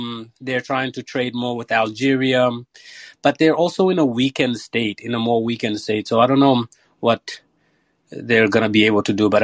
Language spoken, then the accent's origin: English; Senegal; moved away; my home country of Senegal